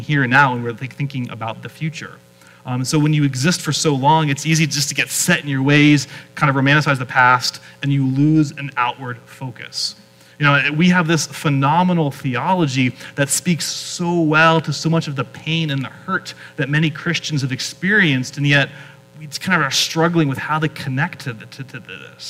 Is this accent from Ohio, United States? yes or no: no; Pennsylvania, United States; moved away; where I grew up in Pennsylvania